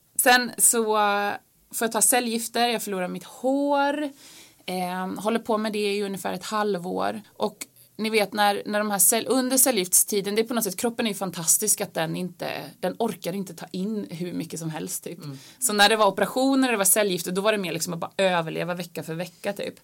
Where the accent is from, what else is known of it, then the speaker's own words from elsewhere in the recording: Finland; moved away; jag är halvfinsk, jag är född i Finland och har en finsk pappa